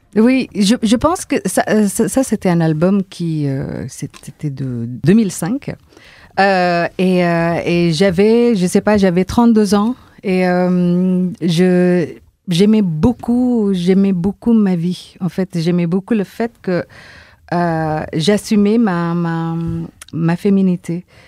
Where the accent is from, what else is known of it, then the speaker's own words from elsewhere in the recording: Indonesia; now in France; chez nous, en Indonésie